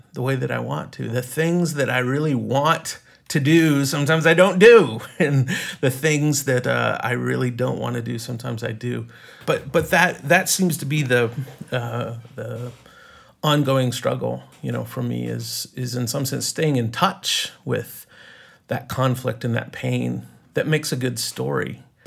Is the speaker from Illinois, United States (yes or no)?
no; East Texas, United States; moved away as an adult; also born or lived in Colorado / New York; now in Los Angeles, United States; I grew up in, uh, East Texas